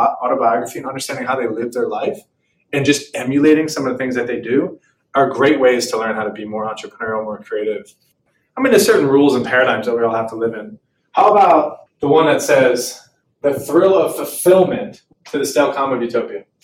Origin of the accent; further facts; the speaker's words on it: Philadelphia, Pennsylvania, United States; moved away as an adult; also born or lived in Oklahoma; I'm originally from Philadelphia